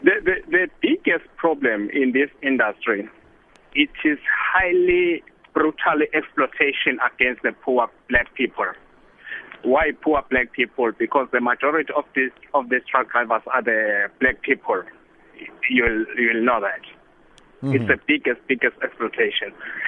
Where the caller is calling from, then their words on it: South Africa; I'm traveling. I'm on the road here on N12 between from Kimberley side to Joburg.